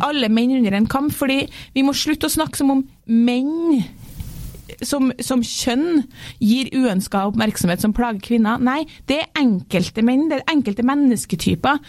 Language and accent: Norwegian; Norway; moved away; also born or lived in London